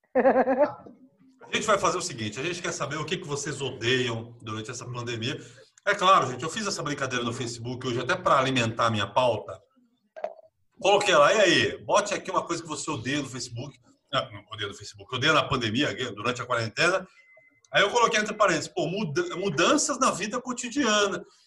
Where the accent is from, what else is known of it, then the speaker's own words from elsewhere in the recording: São Vicente, São Paulo, Brazil; eu sou de São Vicente